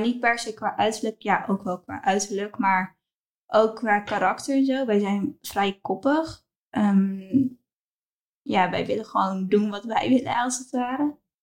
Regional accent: Apeldoorn, Gelderland, Netherlands; moved away as an adult; now in Maastricht, Netherlands; Apeldoorn. Ik ben geboren in Apeldoorn. Ehm, maar momenteel woon ik in Maastricht.

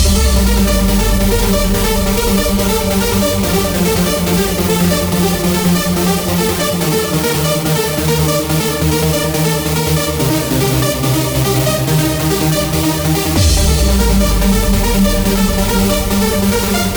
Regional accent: Southampton, South East England, United Kingdom; my hometown, Southampton.

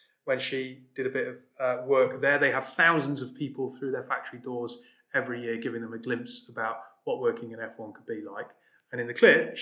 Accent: Newcastle upon Tyne, North East England, United Kingdom; I'm from Newcastle

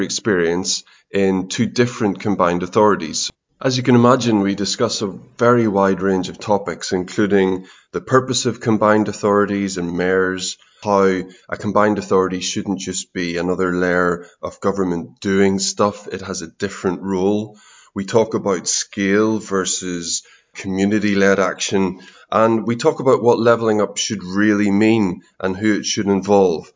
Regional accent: Northern Irish, Northern Ireland, United Kingdom; accent: Northern Irish; Sometimes they get it right and say Northern Irish

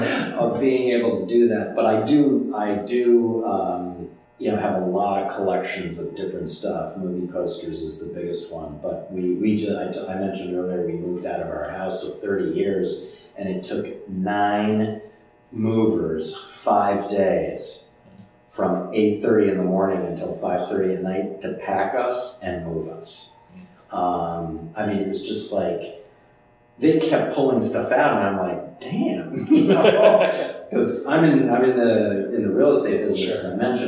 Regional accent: Chicago, Illinois, United States; I'm from Chicago

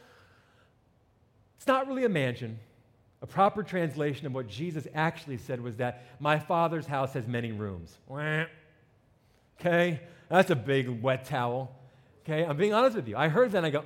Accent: New Jersey, United States; accent: New Jersey; moved away; I grew up in New Jersey

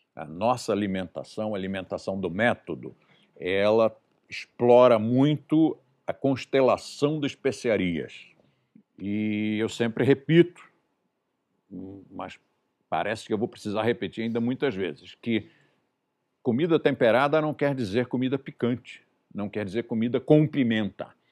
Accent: Brazil; eu nasci no Brasil, comi bra comida brasileira a vida inteira

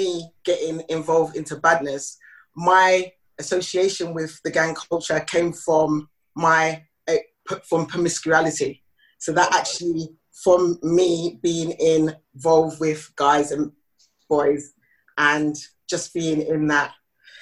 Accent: London, United Kingdom; I'm originally from South of the Waters. I'm a South London girl

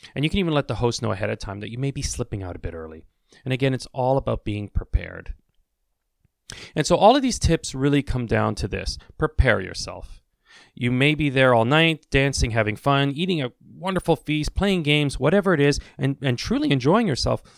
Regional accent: Canada; I'm Canadian, I say washrooms

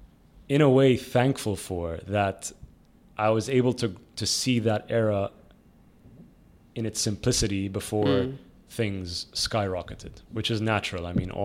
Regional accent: Dubai, United Arab Emirates; I always think back about, you know, my youth and my, like, growing up in Dubai in the 90s.

